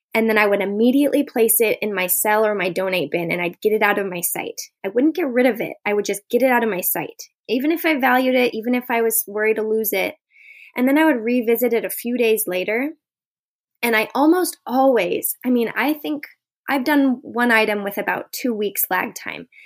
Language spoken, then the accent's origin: English; Boise, Idaho, United States; I am from Boise, Idaho